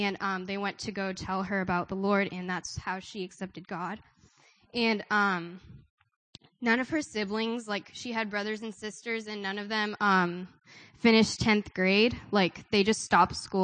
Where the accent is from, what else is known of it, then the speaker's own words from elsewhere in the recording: India; I'm from India